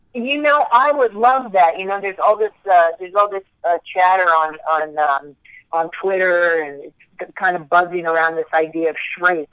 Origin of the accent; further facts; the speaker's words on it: Maryland, United States; moved away as an adult; now in New York City, United States; I grew up in Maryland